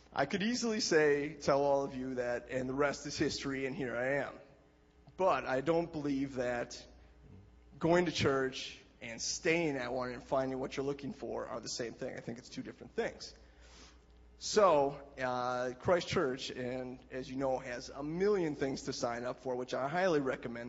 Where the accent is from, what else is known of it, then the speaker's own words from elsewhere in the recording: Ripon, Wisconsin, United States; that is my hometown where I was born and raised